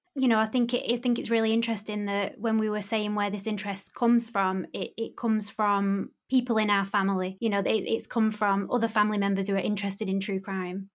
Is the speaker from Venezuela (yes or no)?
no; Bury, North West England, United Kingdom; my hometown in Bury